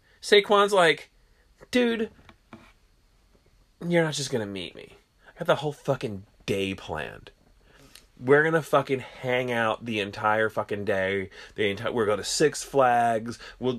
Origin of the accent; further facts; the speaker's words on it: New Jersey, United States; we're from New Jersey